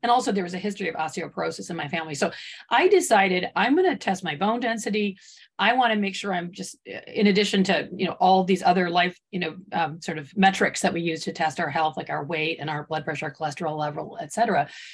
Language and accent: English; Michigan, United States; moved away as an adult; also born or lived in the West (US); I grew up in Michigan and I did not grow up on a farm.